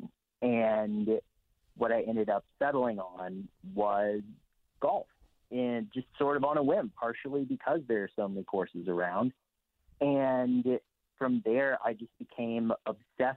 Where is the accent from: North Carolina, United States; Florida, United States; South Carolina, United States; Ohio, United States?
North Carolina, United States; Tryon; I'm from Western North Carolina, a little town called Tryon.